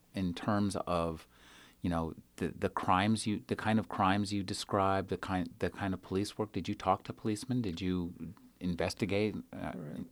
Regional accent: United States; as an American

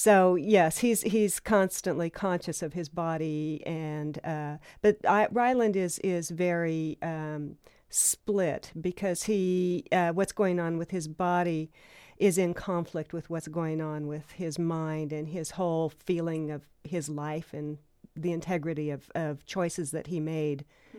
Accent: New Mexico, United States; also born or lived in Durango, Colorado; I was born in Durango, Colorado, and grew up in northern New Mexico, actually on the Navajo Indian Reservation there.

